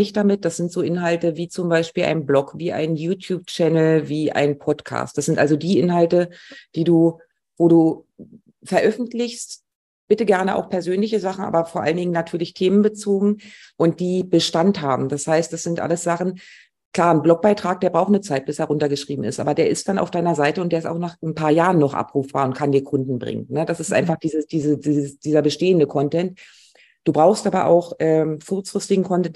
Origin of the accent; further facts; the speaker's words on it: Mecklenburg-Vorpommern, Germany; ich bin in Mecklenburg gerade und möchte eigentlich auch nicht hier weg. Ich fühle mich wohl in meiner Heimat.